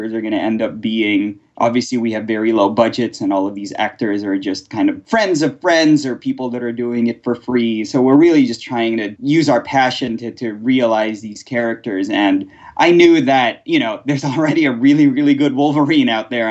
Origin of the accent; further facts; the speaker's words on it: Philippines; moved away; I was born in the Philippines during the 80s